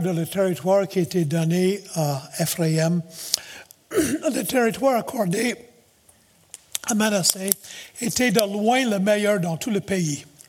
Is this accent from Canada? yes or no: yes; Nova Scotia, Canada; born or raised there; moved away as an adult; now in Quebec, Canada